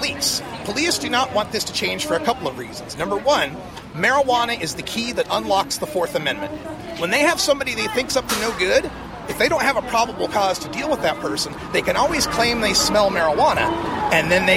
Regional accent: Portland, Oregon, United States; I'm from Portland, Oregon

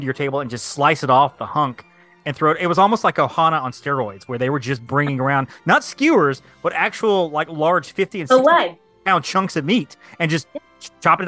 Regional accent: Alabama, United States; I'm from Alabama

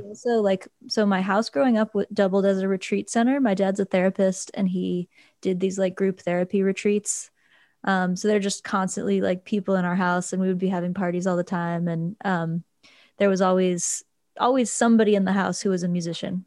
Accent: Luray, Virginia, United States; originally, I'm from rural Virginia, a town called Luray.

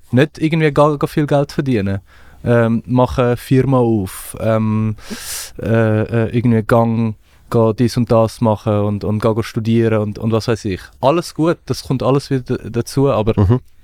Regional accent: Switzerland; also born or lived in Afghanistan; Ich bin irgendwie mit neun in die Schweiz gekommen

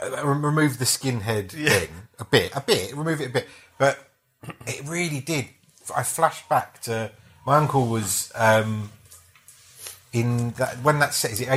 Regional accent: London, United Kingdom; She came from South London, I came from East.

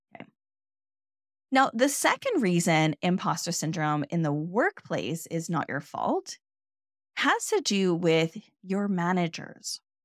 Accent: Canada; I'm Canadian

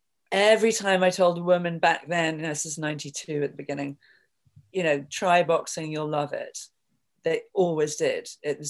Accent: London, United Kingdom; now in New York, United States; I came to New York from London sort of accidentally

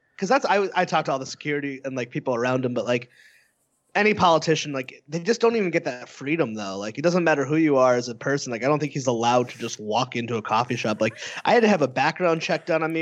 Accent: New England, United States; I grew up in New England

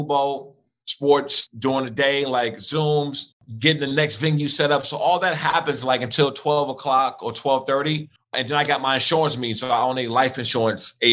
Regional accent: Prince George's County, Maryland, United States; I grew up in Maryland in Prince George's County in Washington, D.C. during a crack epidemic.

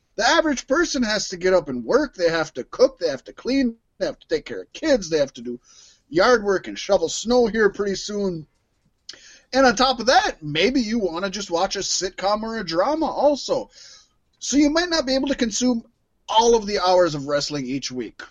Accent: Minnesota, United States; we're from Minnesota

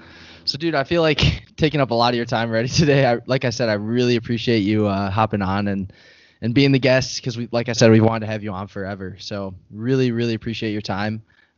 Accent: Midwest, United States; I'm from the Midwest.

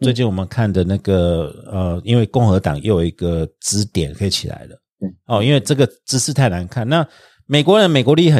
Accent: Taiwan; 因为我台湾人

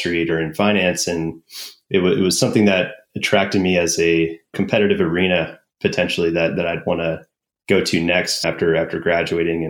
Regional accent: Bay Area, California, United States; also born or lived in El Cerrito, California / Pleasanton, California / Colorado; I actually grew up in the Bay Area

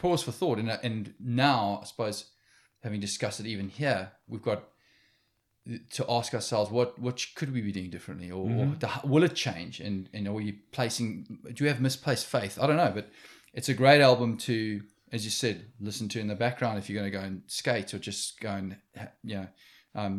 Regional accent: South Africa; moved away; as a South African

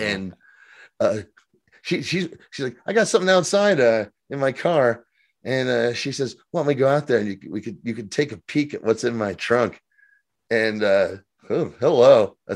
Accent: United States; I'm so American

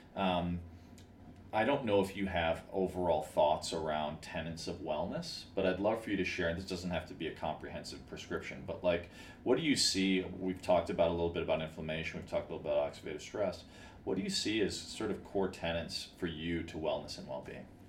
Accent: Chicago, Illinois, United States; now in Los Angeles, United States; I grew up in Chicago

